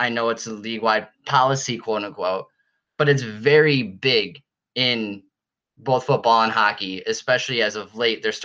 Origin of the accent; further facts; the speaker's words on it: Buffalo, New York, United States; I grew up in Buffalo. I've lived here my entire life